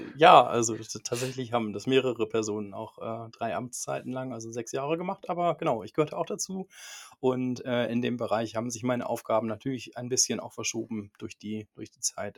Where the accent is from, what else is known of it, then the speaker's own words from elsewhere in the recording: near Cologne, North Rhine-Westphalia, Germany; moved away as an adult; now in Minden, Germany; ich komme ursprünglich aus der Nähe von Köln